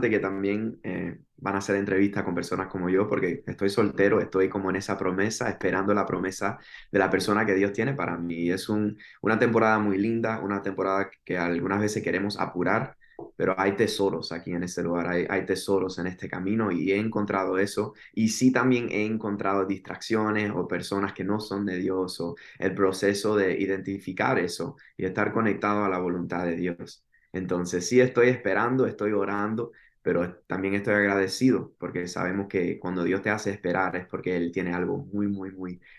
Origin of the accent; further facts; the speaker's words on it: Miami, Florida, United States; soy de Miami, Florida, de padres cubanos, nacido en Miami, Florida.